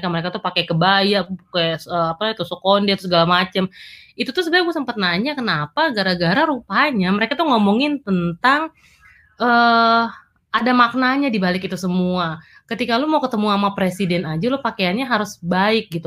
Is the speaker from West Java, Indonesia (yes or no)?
no; North Sumatra, Indonesia; kalau misalnya ke Sumatera Utara ke kampung gue gue nggak pernah tuh pakai celana pendek yang bener-bener pendek banget